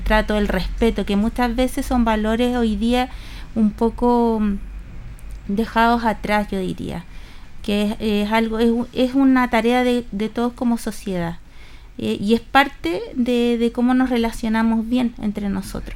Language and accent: Spanish; Chile; patrones conductuales y culturales también que tenemos como cultura chilena